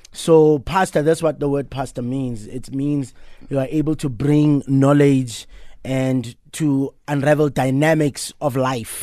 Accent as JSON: {"language": "English", "town": "Soweto", "region": "Gauteng", "country": "South Africa", "tie": "born or raised there", "said": "I'm actually taking care of the house that I grew up"}